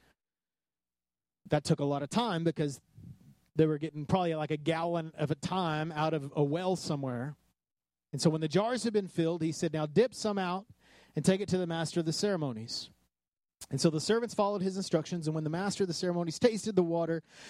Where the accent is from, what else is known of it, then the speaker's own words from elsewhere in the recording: West Texas, United States; I grew up in West Texas